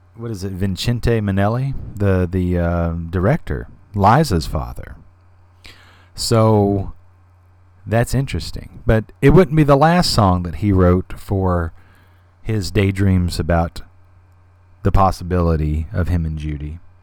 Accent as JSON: {"language": "English", "region": "the South", "country": "United States", "said": "I'm from the South too"}